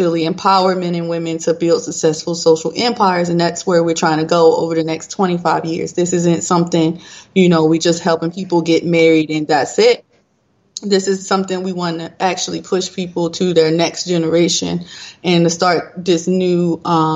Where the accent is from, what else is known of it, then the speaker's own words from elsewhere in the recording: Baltimore, Maryland, United States; now in Georgia, United States; I hail from Georgia. I'm originally from Baltimore, Maryland